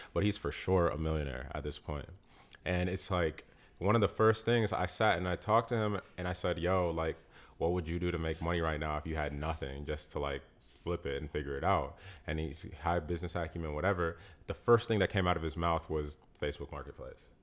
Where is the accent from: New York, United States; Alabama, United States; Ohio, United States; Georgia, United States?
Georgia, United States; Peachtree City; moved away; I'm from Peachtree City. You know what I'm saying? Like, I'm from here